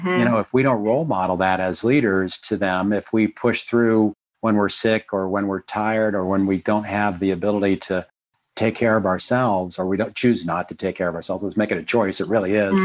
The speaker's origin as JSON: {"language": "English", "region": "Midwest", "country": "United States", "tie": "born or raised there", "said": "I grew up in the Midwest with these great work ethic families"}